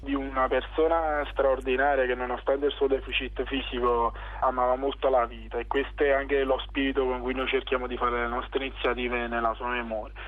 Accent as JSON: {"language": "Italian", "town": "Naples", "region": "Campania", "country": "Italy", "said": "nascere in un territorio come la mia terra, come Scambia"}